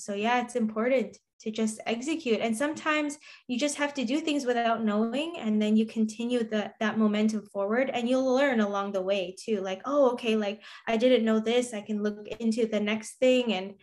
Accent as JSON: {"language": "English", "country": "Canada", "said": "as a Canadian"}